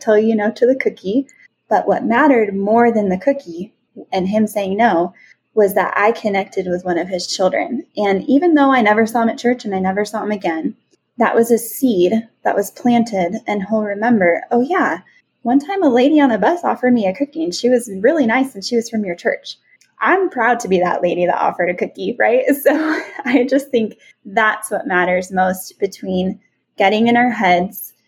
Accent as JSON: {"language": "English", "region": "California", "country": "United States", "said": "I was from California"}